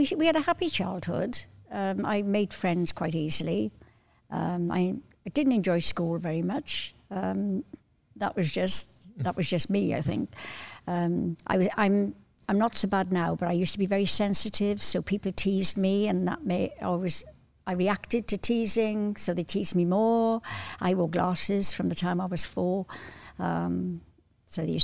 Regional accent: Cardiff, Wales, United Kingdom; I was seven when I moved to Cardiff from the Valleys.

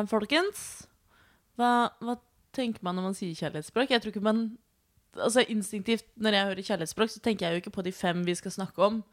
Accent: Sande, Vestfold, Norway; Jeg er også 28 år gammel. Pipipi. Jeg er eh, lesbisk kvinne fra Sande i Vestfold.

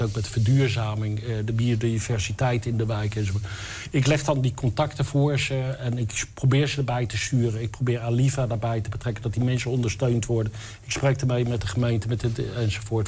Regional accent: western Netherlands, Netherlands; moved away as an adult; now in Enschede, Netherlands; Ik kom uit het Westen. ik ben dus een Westerling

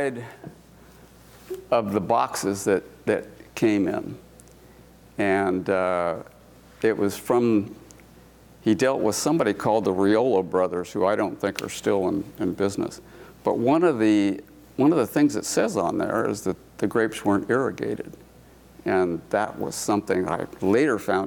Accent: Walla Walla, Washington, United States; moved away as an adult; also born or lived in Missoula / Portland; I was born and raised in Walla Walla, Washington

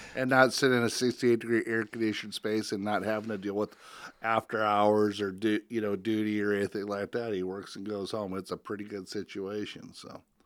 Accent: Spencer, Iowa, United States; growing up in Spencer, Iowa

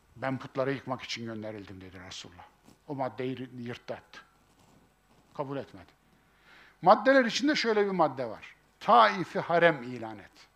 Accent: Kayseri Province, Turkey; bizim Kayseri İpek yolunun üzerindedir

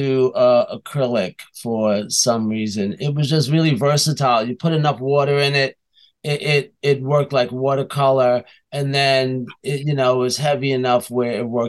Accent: New York, United States; I'm a New Yorker

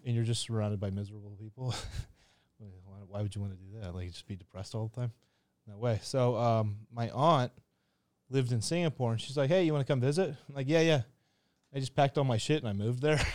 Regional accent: Kansas City, United States; now in Phuket, Thailand; I grew up in Kansas City, which is a horrible place.

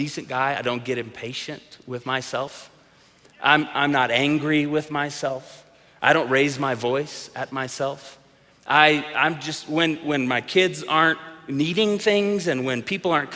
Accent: Tulsa, Oklahoma, United States; growing up in the church that we grew up in Tulsa, Oklahoma

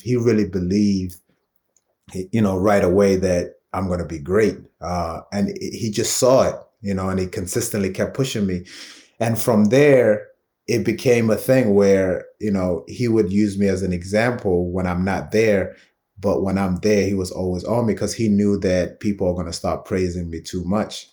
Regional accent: London, United Kingdom; moved away; Brixton 'cause it's such a big part of my, um, just childhood and upbringing.

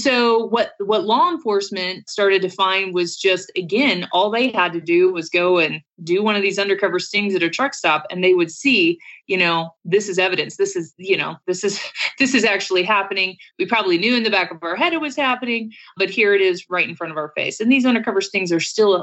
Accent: Colorado, United States; I'm from Colorado.

